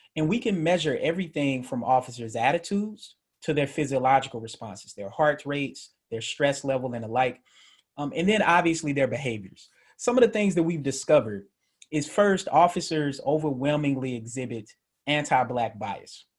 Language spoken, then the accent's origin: English; Murfreesboro, Tennessee, United States; also born or lived in Atlanta, Georgia / Memphis, Tennessee; I'm originally from Murfreesboro. So, for people in Memphis, that'll be familiar to them. For people who aren't, that's in Middle Tennessee by Nashville. Uh, grew up in Atlanta, moved back to Murfreesboro, went to Riverdale High School